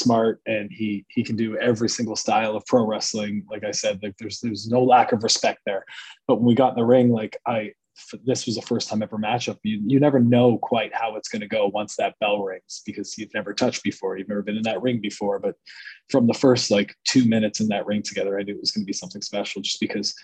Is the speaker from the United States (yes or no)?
no; Canada; I had border issues as a Canadian